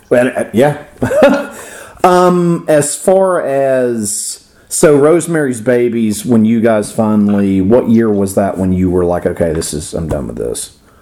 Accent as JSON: {"language": "English", "region": "Florida", "country": "United States", "accent": "Florida", "said": "my Florida accent."}